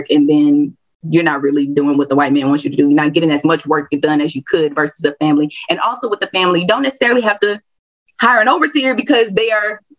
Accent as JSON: {"language": "English", "region": "the South", "country": "United States", "tie": "born or raised there", "said": "I am born and raised in the South, and a lot of the history I study is particularly to the South."}